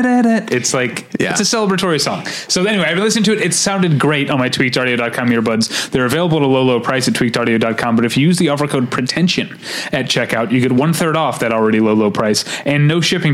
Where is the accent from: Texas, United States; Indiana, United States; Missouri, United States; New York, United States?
Missouri, United States; St. Louis; I grew up in St. Louis